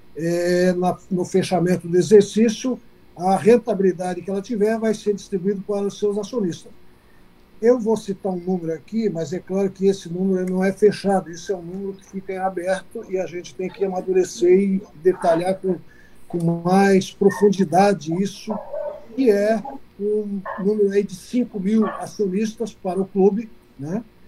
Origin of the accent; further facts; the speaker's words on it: Xanxerê, Santa Catarina, Brazil; also born or lived in Joinville / Jaraguá do Sul / Blumenau; now in Criciúma, Brazil; eu sou natural de Xanxerê, é, e eu costumo dizer que sou natural de Xanxerê e criado em Santa Catarina